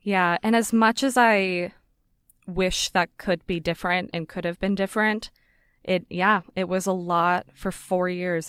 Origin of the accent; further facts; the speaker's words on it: Las Vegas, Nevada, United States; moved away; So I grew up in Vegas. I was born and raised there.